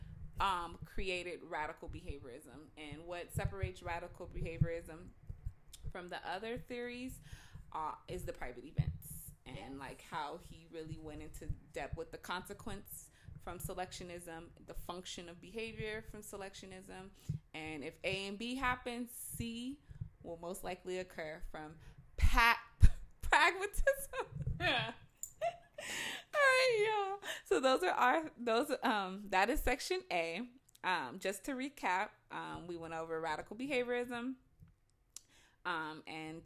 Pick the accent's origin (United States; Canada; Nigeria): United States; Pasadena, California; I'm from Pasadena